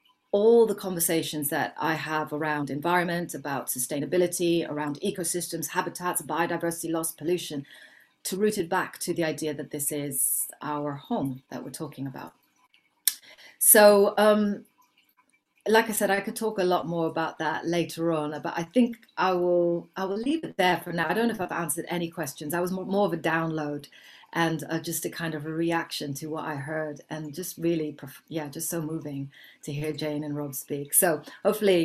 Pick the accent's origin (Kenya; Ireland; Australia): Kenya; I was born in Kenya, but I'm very, very mixed in terms of my heritage.